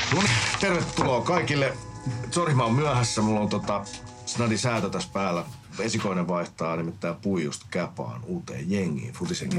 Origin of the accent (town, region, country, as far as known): Finland; also born or lived in Helsinki